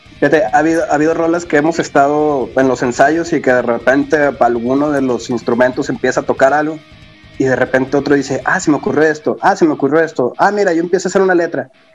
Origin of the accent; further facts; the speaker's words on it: Mexico; somos mexicanos